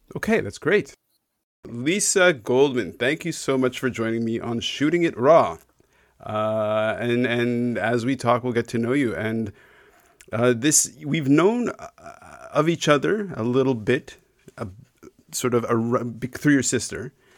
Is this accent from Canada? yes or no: yes; Canada; growing up in Canada to, I mean, my, my parents, uh, emigrated from Israel